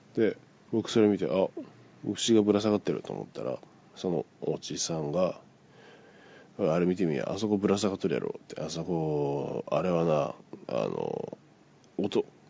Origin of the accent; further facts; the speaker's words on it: Miyazaki, Japan; 僕の地元のテレビ宮崎